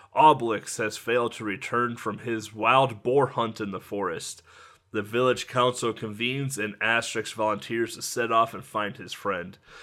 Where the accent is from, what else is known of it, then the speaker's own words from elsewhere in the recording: United States; I'm an American